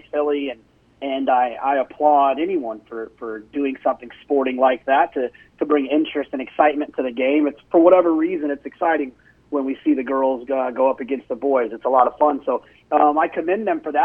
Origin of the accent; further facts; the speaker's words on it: Dallas, Texas, United States; now in Austin, United States; I grew up in Dallas-Fort Worth